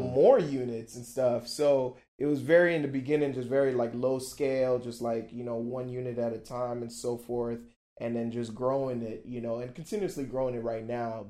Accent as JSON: {"language": "English", "town": "Miami", "region": "Florida", "country": "United States", "also_born_or_lived": "Brussels, Belgium", "said": "I'm from Miami"}